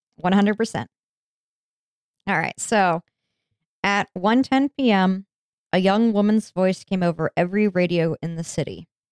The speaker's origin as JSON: {"language": "English", "country": "United States", "said": "I'm American"}